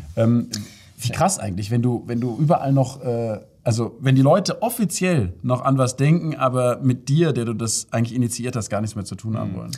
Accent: Freiburg, Baden-Württemberg, Germany; in der Stadt, wo ich herkomme, Freiburg

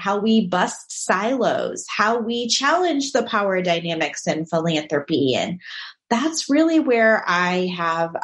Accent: St. Louis, Missouri, United States; also born or lived in Chicago, Illinois; I was born and raised in St. Louis, Missouri. This is definitely my home

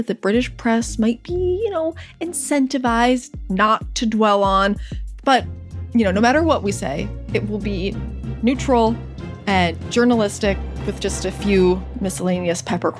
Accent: United States; accent: American; As you can probably tell from our accents, we are American.

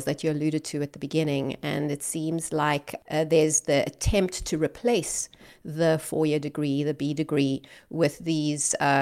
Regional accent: Cape Town, Western Cape, South Africa; Cape Town, which is my hometown.

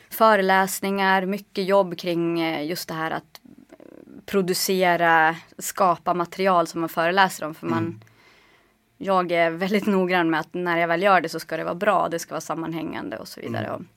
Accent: Norrland, Sweden; Men det är ju ingen, inga avstånd hemma i Norrland.

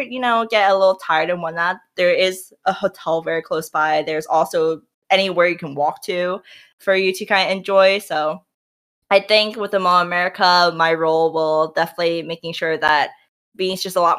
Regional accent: New York, United States; now in Minnesota, United States; Like, I come from New York, so I'm just like, New York has everything in the city.

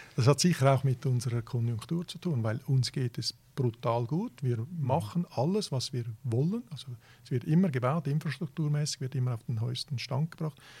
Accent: Switzerland; also born or lived in Italy; ich bin ja, ja Italiener und Schweizer

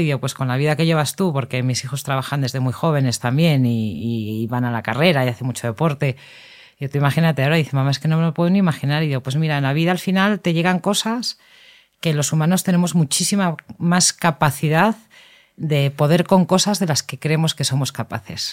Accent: Madrid, Community of Madrid, Spain; yo vivía en Madrid

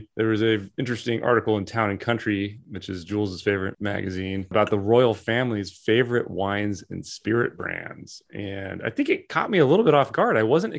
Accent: United States; This is why we're American.

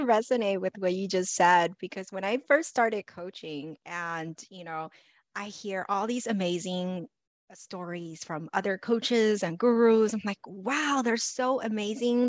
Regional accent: Los Angeles, California, United States; I grew up in Los Angeles

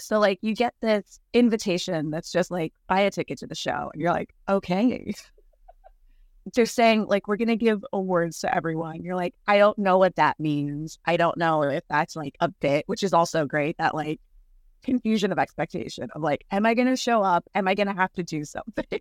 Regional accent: California, United States; also born or lived in Chicago, Illinois; was born in Chicago, but we moved to California when I was three

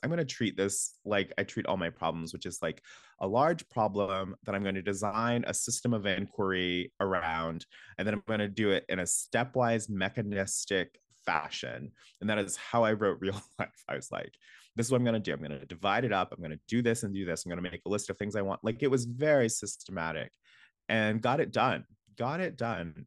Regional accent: Alabama, United States; moved away; I'm from Alabama

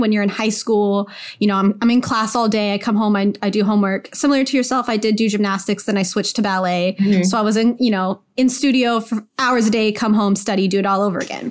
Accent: Idaho, United States; moved away as an adult; also born or lived in Oregon; now in Bay Area, United States; I grew up in Idaho

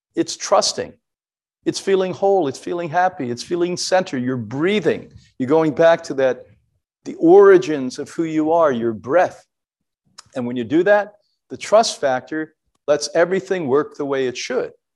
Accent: Ireland; as an Irish person

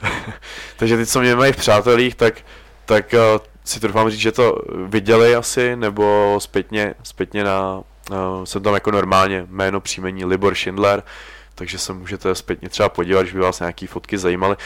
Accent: Czechia; we are from Czech Republic

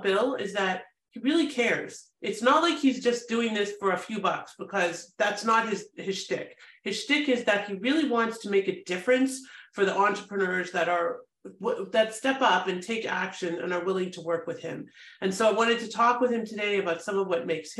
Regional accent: Toronto, Ontario, Canada; moved away as an adult; now in United States; I'm Canadian. I'm from a great city, Toronto

